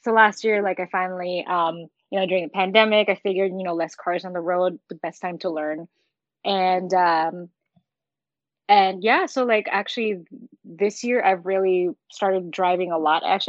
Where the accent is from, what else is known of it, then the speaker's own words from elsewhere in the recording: New York City, New York, United States; I'm a New Yorker.